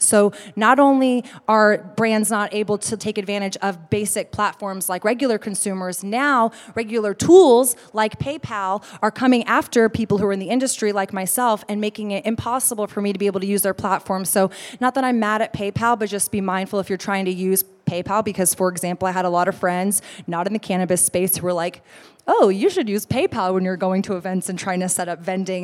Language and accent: English; Austin, Texas, United States; I'm from Austin